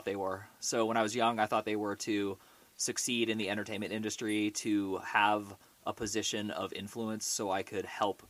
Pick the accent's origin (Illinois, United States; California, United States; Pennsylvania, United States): California, United States; Orinda; I grew up in the San Francisco Bay Area in a town called Orinda, which is right next to Berkeley